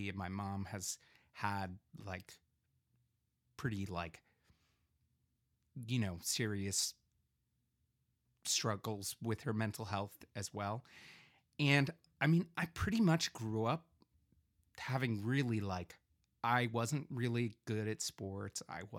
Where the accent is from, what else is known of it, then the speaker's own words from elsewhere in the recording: Bethesda, Maryland, United States; And I grew up in Bethesda, Maryland, which is a pretty like, well, wealthy area.